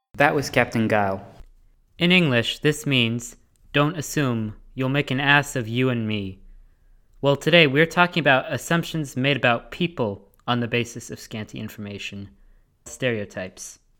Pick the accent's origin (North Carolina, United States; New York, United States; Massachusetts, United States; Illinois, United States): Massachusetts, United States; Middleborough; my hometown, Middleborough, is as bland as a saltine cracker